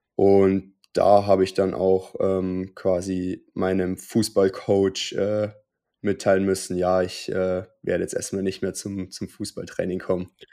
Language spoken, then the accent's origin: German; Unterwössen, Bavaria, Germany; in Unterwössen, wo ich aufgewachsen bin